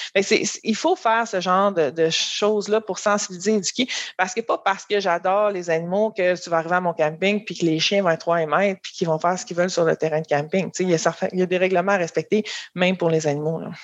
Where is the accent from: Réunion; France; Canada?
Canada; Haut-Richelieu, Montérégie, Quebec; moved away as an adult; je viens de la Montérégie, là, mais j'étais plus euh, dans le Haut-Richelieu.